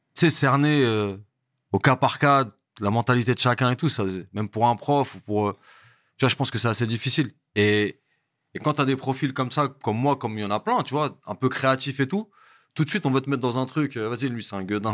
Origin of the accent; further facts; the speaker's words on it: Montreuil, Île-de-France, France; also born or lived in Bondy / Val-d'Oise; Je suis né à Montreuil, à l'intercommunal. Voilà. Et euh, j'ai grandi à Montreuil